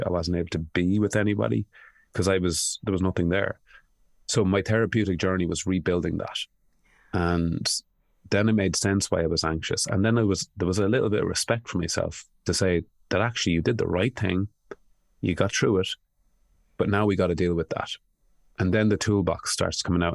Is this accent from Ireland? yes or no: yes; Ireland; I grew up in a country that I knew people were tortured and they weren't talking about it. Uh, Ireland